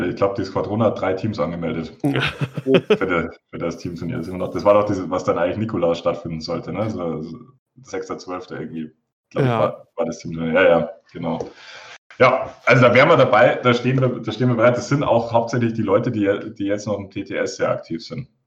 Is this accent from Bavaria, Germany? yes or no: yes; Munich, Bavaria, Germany; Ja, ich komme aus München, spiele seit 2014 X-Wing